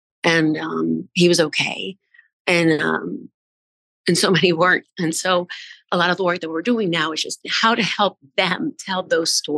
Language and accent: English; New Orleans, Louisiana, United States; moved away as an adult; when you grow up like in New Orleans, you know, like I identify as a New Orleanian so strongly.